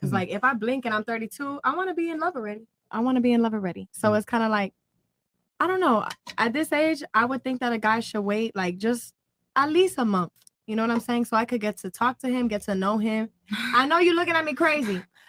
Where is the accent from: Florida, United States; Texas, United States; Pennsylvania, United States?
Florida, United States; Miami; first off, I'm going to say I'm from Miami